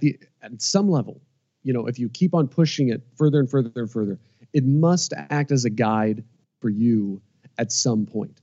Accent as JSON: {"language": "English", "region": "Midwest", "country": "United States", "said": "you know, we're both from the Midwest. Like we're both Americans from the Midwest who are INTJs and who have philosophy-inspired podcasts."}